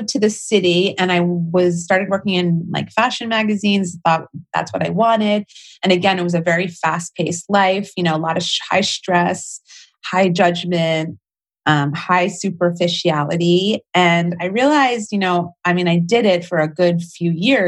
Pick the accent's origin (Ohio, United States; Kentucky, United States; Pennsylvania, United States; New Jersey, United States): New Jersey, United States; I grew up pretty mainstream in New Jersey, right outside New York City